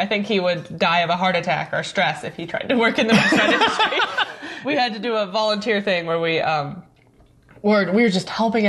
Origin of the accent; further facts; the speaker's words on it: St. Louis, Missouri, United States; St. Louis.